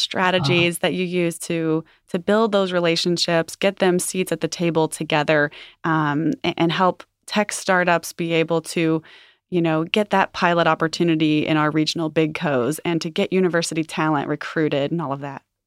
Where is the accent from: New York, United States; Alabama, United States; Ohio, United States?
Ohio, United States; Cincinnati; I grew up here in Cincinnati